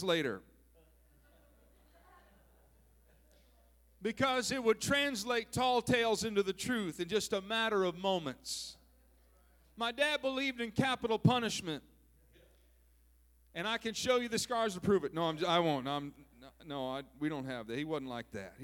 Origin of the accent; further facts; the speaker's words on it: southern Minnesota, United States; now in California, United States; When I was a boy, growing up, I grew up in Minnesota, southern Minnesota